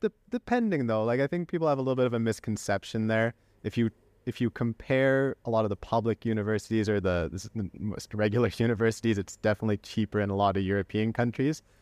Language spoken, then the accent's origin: English; Canada; now in Spain; as someone who was raised in Canada and now lives in Spain, uh, my parents are from Belgium